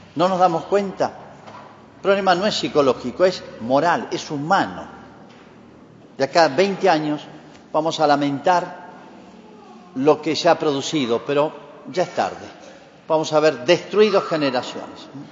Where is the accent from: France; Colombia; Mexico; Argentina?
Argentina; Así somos los argentinos y los latinoamericanos